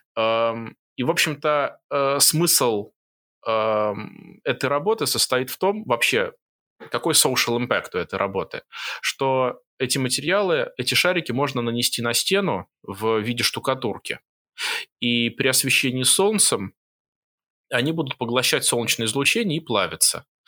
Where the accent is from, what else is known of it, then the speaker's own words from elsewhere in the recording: Moscow, Russia; moved away as an adult; also born or lived in Jerusalem, Israel; now in Singapore; я родился и вырос в Москве